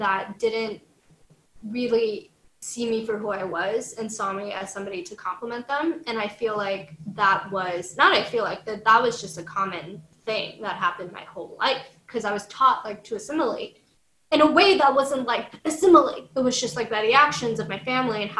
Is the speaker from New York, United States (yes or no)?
yes; New York City, New York, United States; this urban girl from New York City, from Washington Heights